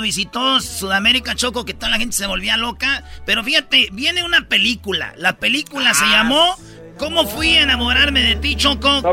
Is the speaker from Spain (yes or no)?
no; Michoacán, Mexico; Soy de Michoacán, aquí somos bien rápidos.